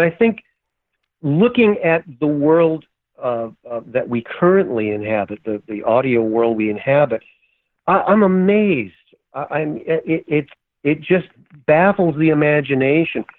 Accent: Minnesota, United States; we're both from Minnesota two Jewish guys from Minnesota

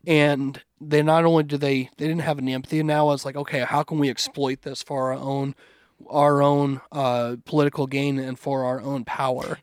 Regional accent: United States; I'm, I'm American, like, I love, I still love America

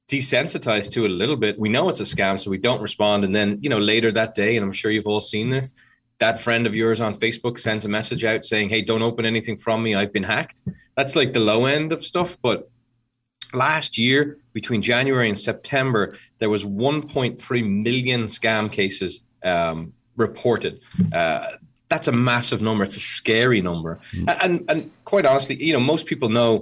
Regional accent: Ireland; I'm Irish

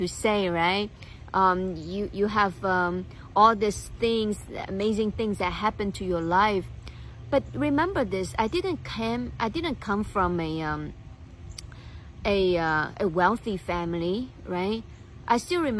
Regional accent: China; When I grew up in China

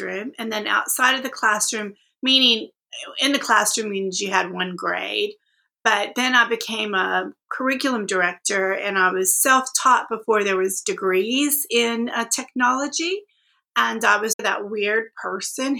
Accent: Austin, Texas, United States; also born or lived in Tulsa, Oklahoma; I'm from Austin, but I was born in Tulsa, Oklahoma. And my parents, we moved here when I was about 18 months

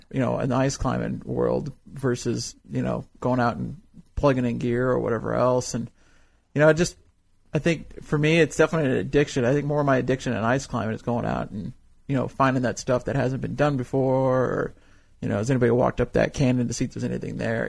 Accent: Fresno, California, United States; moved away as an adult; now in Cody, United States; I grew up in California

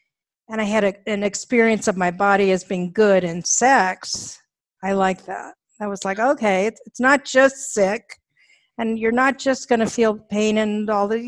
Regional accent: La Crescenta, California, United States; La Crescenta, which was at that time a very Gentile community.

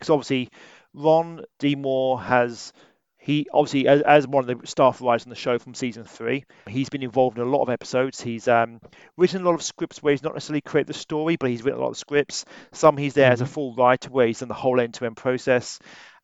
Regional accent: Wales, United Kingdom; we're both from Wales.

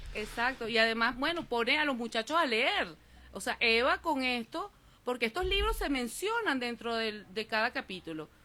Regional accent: Venezuela; soy de Venezuela

